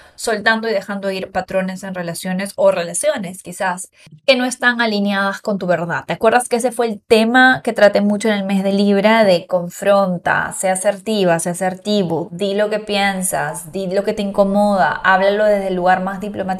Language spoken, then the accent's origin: Spanish; Peru; moved away as an adult; now in Riviera Maya, Mexico; En mi país, Perú